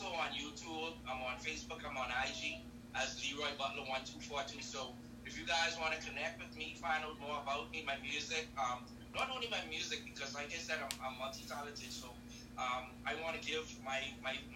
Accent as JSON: {"language": "English", "country": "Bahamas", "said": "I'm from the Caribbean"}